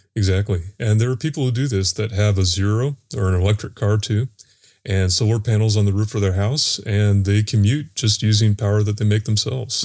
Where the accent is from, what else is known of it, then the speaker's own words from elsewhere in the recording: North Carolina, United States; also born or lived in Florida; also from North Carolina